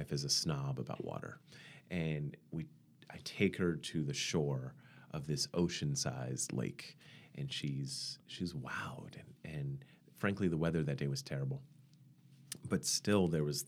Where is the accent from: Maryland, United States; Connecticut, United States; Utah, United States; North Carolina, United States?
Maryland, United States; Baltimore; also born or lived in Pennsylvania / New York City / Maine; now in Milwaukee, United States; I'm not from here. I grew up in Baltimore, Maryland